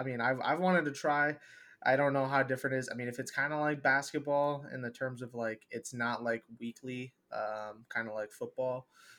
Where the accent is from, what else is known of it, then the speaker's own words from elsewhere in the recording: Minnesota, United States; now in Arizona, United States; I'm from Minnesota